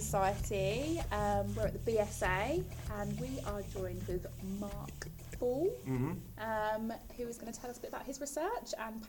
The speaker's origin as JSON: {"language": "English", "region": "Midlands", "country": "United Kingdom", "said": "I'm from the Midlands"}